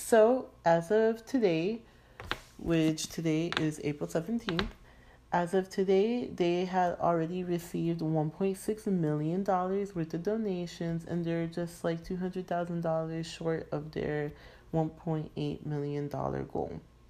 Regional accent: United Kingdom; I'm like schoolmate, like I'm freaking British, a classmate

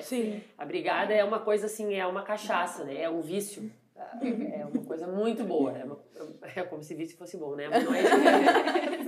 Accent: Santa Maria, Rio Grande do Sul, Brazil; born or raised there; also born or lived in Arroio do Tigre

